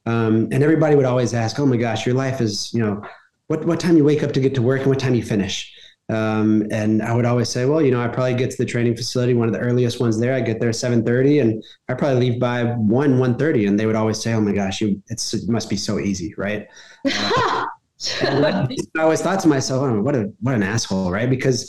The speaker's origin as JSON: {"language": "English", "town": "Dallas", "region": "Texas", "country": "United States", "said": "I'm originally from Texas. I'm originally from Dallas, Texas. Yeah. I don't have a Southern accent"}